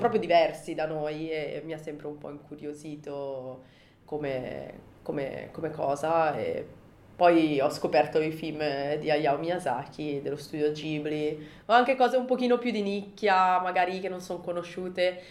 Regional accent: Milan, Lombardy, Italy; moved away as an adult; now in Japan; Io sono di Milano

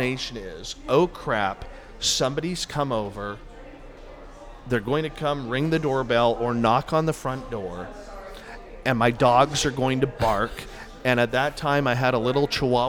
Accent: Canada; I come from Canada

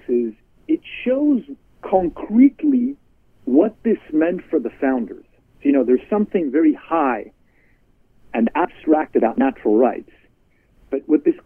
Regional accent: Canada; moved away as an adult; now in United States; I'm Canadian. I came to America to study political philosophy

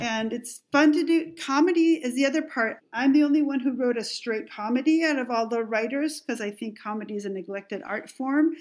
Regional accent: Mexico; English is a second language; moved away; growing up in Mexico

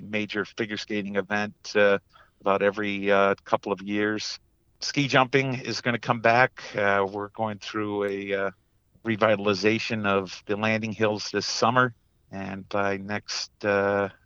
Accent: Hudson Falls, New York, United States; Grew up in a small town of Hudson Falls, New York, just outside of Glens Falls

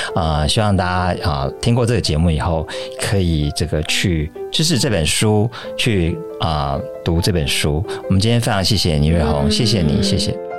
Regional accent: Taiwan; 因为我们身为台湾人，应该去了解这种很台式的美学啊

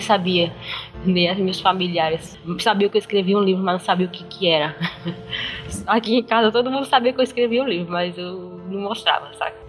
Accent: interior of Pará, Brazil; moved away as an adult; now in São Luís, Brazil; Eu nasci em São Luís, Maranhão, mas eu não fui criada em São Luís, eu fui criada no interior do Pará. Morei lá até uns 20 anos.

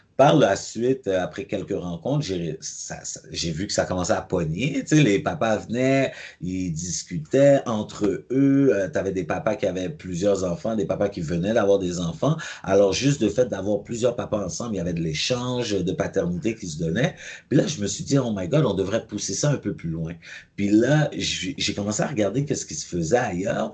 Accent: Montreal, Quebec, Canada; j'ai grandi à Pierrefonds, mais j'ai aussi grandi à Cartierville

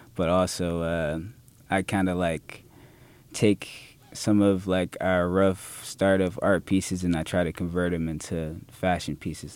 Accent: Jacksonville, Florida, United States; I'm born and raised in Jacksonville

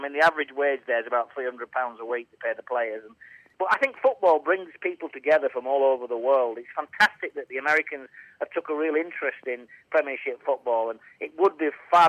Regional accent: Burnley, North West England, United Kingdom; I'm just a lad from Burnley. I was born in Burnley General Hospital

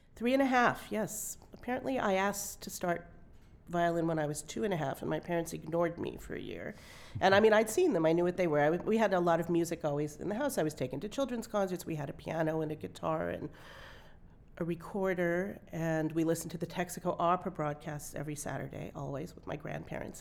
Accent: Santa Monica, California, United States; I grew up in Santa Monica

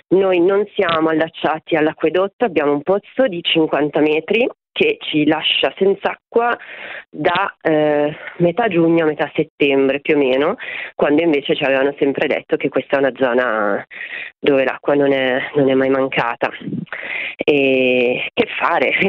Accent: Milan, Lombardy, Italy; moved away as an adult; now in Gubbio, Italy; io nata e cresciuta a Milano, trasferita sull'Appennino Umbro Marchigiano da un paio d'anni

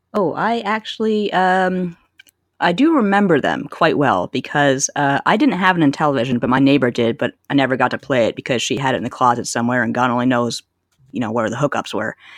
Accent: Canada; growing up in Canada

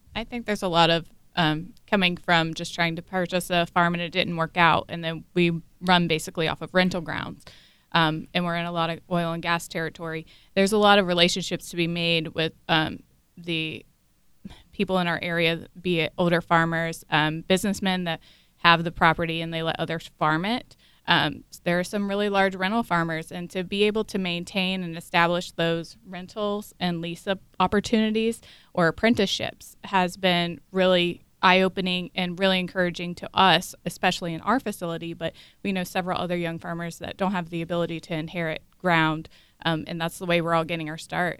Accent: Brown County, Ohio, United States; now in Stark County, United States; I'm originally from Brown County, but currently residing in Stark. I grew up on a beef and tobacco farm on the Ohio River

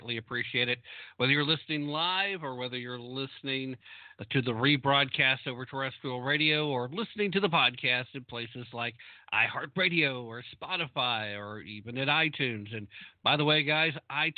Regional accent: United States; my home country

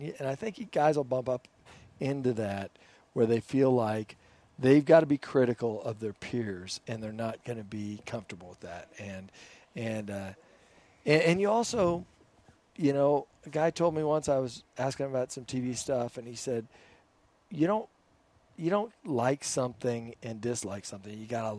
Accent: Boulder, Colorado, United States; About growing up in Boulder.

